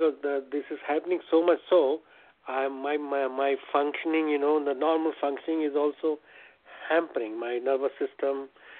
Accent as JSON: {"language": "English", "country": "India", "moved": "yes", "said": "I'm from India."}